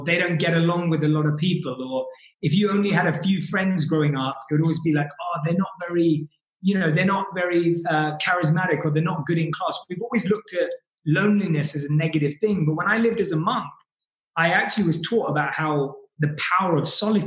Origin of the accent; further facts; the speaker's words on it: London, United Kingdom; moved away; our London roots